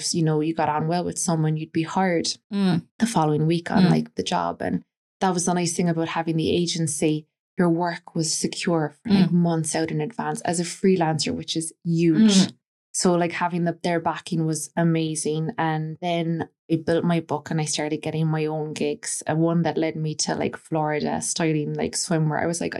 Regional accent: Clonakilty, Munster, Ireland; moved away as an adult; also born or lived in Boston, United States; you're from Ireland, are you? I said, yeah, Clonakilty.

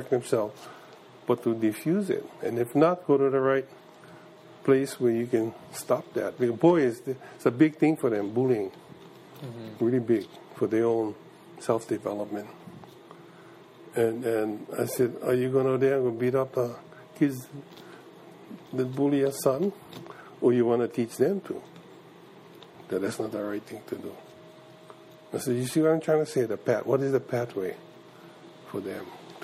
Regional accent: Kekaha, Hawaii, United States; I was from Kauai

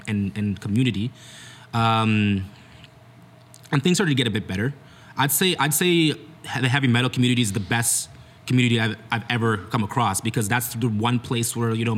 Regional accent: Brampton, Ontario, Canada; I was born in Brampton, grew up there, raised there

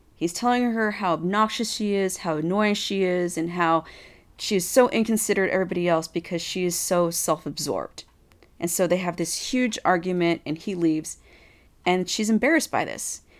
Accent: Texas, United States; I'm from Texas

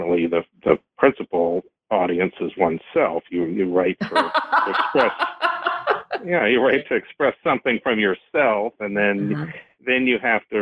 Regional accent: Woodbridge, Virginia, United States; I grew up in Woodbridge, which is just south of D.C. on 95, and so, you know, I'm from this area

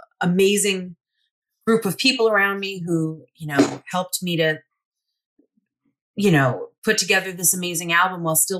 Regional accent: Long Island, New York, United States; moved away as an adult; now in Los Angeles, United States; I was born on Long Island, and I grew up there until I was 17, and then I moved to the city

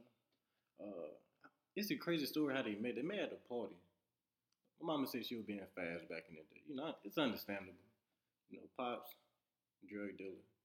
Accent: Houston, Texas, United States; grew up in Houston, Texas. A little small area called Greens Point

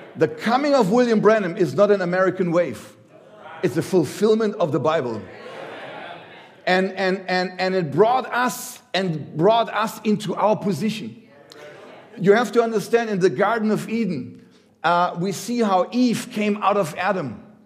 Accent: Germany; I come from Germany

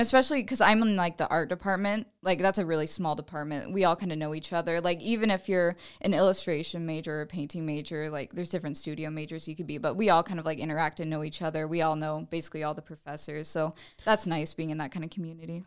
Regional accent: Fort Dodge, Iowa, United States; I'm from Fort Dodge originally. I went to Saint Ed's

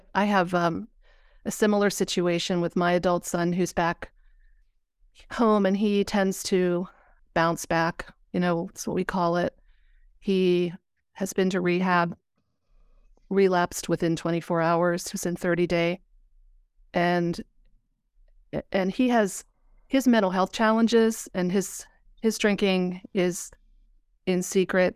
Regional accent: Pennsylvania, United States; I'm from Pennsylvania.

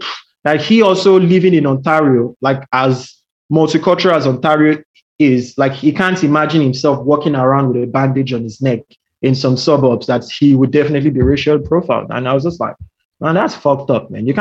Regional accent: Nigeria; now in Australia; I'm Nigerian.

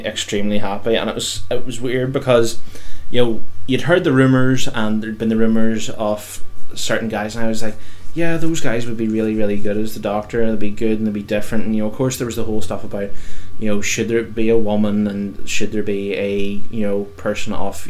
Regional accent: United Kingdom; I'm British.

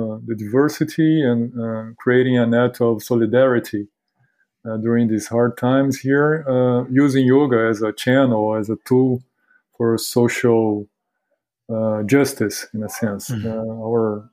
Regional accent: Rio de Janeiro, Brazil; accent: Carioca; English is a second language; moved away as an adult; now in Recife, Brazil; I'm from Rio de Janeiro originally, but I work here

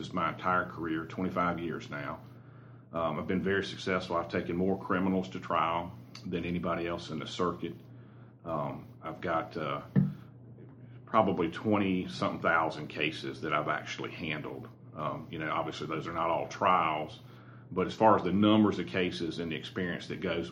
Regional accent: Greenville, South Carolina, United States; now in Anderson, United States; I grew up in Greenville, South Carolina. I lived there pretty much my whole life.

